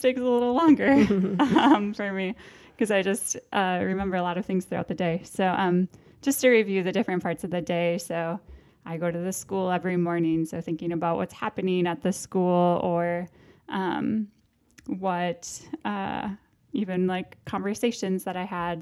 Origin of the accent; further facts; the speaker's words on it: Park Rapids, Minnesota, United States; also born or lived in Moorhead, Minnesota; now in Duluth, United States; I am from Park Rapids, Minnesota. So west of here, Lakes Country